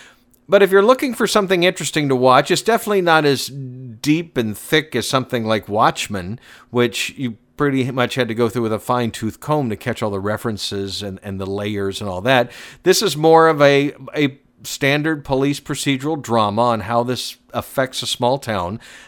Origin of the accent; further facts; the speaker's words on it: Georgia, United States; I was born and raised outside of Atlanta. I'm very familiar with Georgia.